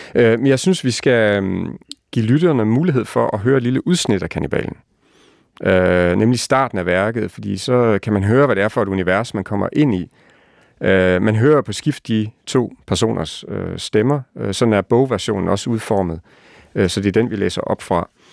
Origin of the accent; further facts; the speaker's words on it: Lemvig, Central Denmark Region, Denmark; moved away; also born or lived in Copenhagen; den egen, hvor jeg selv er vokset op